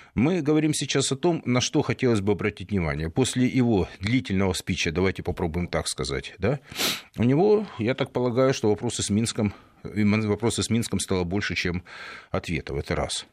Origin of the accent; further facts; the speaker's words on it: Donbas, Ukraine; я как э, выходец из Донбасса